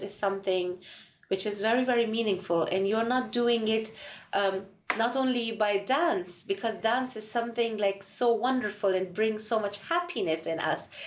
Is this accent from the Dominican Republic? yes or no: no; Afghanistan; now in Ireland; I'm from Afghanistan